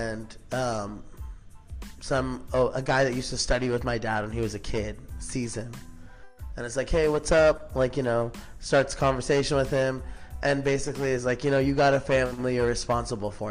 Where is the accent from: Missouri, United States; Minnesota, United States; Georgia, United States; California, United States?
California, United States; Palm Springs; I'm from Palm Springs, California. Born and raised out here.